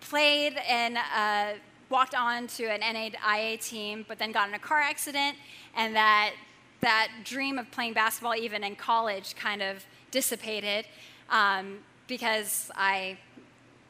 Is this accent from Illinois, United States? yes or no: yes; Southern Illinois, United States; I grew up in Southern Illinois